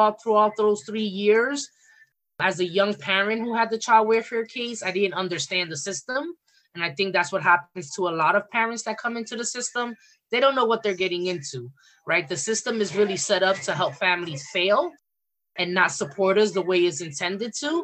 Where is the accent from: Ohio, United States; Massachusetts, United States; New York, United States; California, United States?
New York, United States; New York City; I'm from the Bronx and from New York